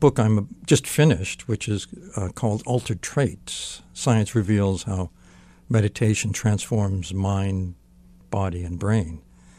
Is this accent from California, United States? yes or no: yes; California, United States; born there; So I was born in the Central Valley of California, which is like the Midwest of California.